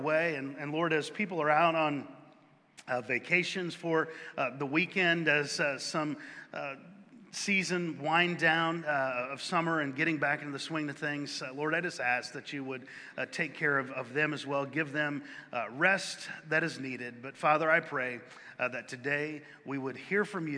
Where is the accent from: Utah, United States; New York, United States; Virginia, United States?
Virginia, United States; near Bland; moved away; I was born a few miles from Bland, Virginia